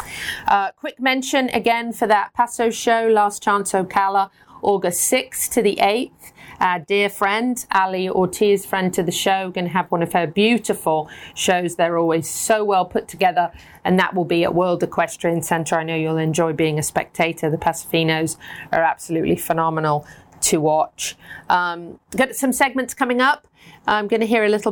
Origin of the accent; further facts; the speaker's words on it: United Kingdom; moved away as an adult; now in United States; we have lots of British words